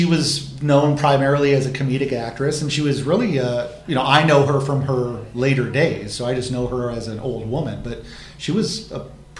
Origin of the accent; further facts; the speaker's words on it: Marion, Iowa, United States; we grew up in Marion, Corey and I.